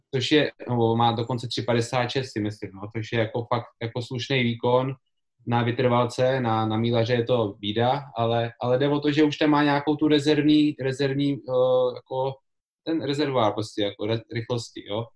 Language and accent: Czech; České Budějovice, South Bohemian Region, Czechia; já jsem z Budějic